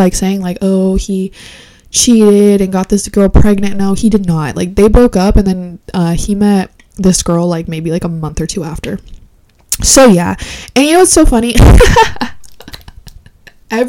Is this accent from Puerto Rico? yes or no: yes; Puerto Rico; I am not Honduran. I am Puerto Rican.